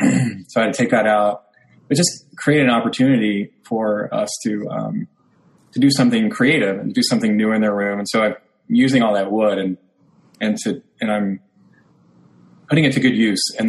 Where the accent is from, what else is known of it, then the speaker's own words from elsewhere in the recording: Oklahoma City, Oklahoma, United States; my hometown in Oklahoma City